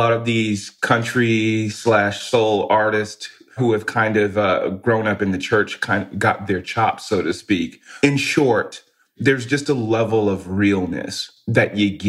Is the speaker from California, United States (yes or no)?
yes; California, United States; also born or lived in West Virginia; now in Austin, United States; Well, I was raised in California where the Latin culture is very prominent.